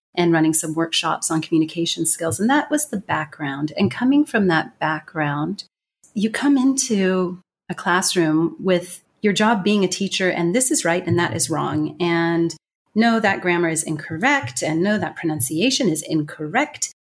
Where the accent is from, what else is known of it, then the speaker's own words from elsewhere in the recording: United States; accent: strong American; first language English; moved away; I have a strong American accent